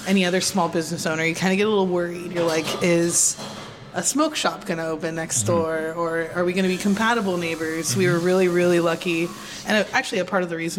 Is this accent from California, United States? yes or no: yes; San Diego, California, United States; now in San Francisco, United States; I'm from San Diego, California